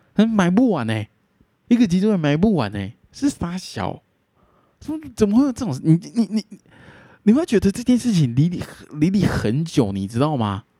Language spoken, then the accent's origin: Chinese; Taiwan; 身为台湾人